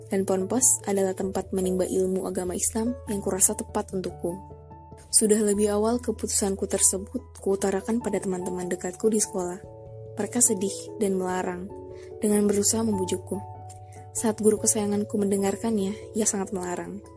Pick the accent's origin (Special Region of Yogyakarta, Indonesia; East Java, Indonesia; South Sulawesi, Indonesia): South Sulawesi, Indonesia; Aku tinggal di salah satu kabupaten di Sulawesi Selatan, jadi aku asli Bugis ya.